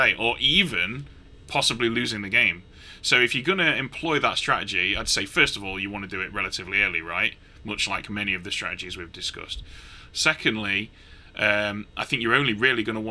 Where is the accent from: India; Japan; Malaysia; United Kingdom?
United Kingdom; I'm British